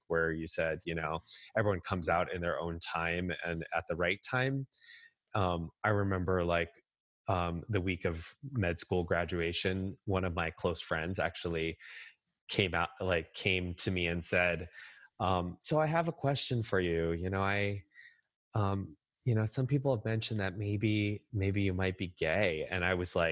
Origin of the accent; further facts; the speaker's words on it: Nutley, New Jersey, United States; moved away as an adult; also born or lived in Rochester, New York; now in Boston, United States; Nutley, which is where Martha Stewart is from